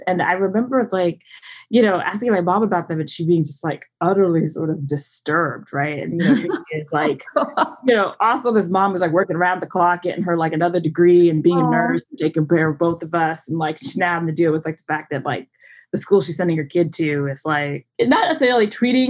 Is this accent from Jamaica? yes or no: no; Southern Virginia, United States; also born or lived in New England; a chunk of my life was spent a little bit in the Northeast New England area. My dad was finishing school and we made our way down south and grew up in Southern Virginia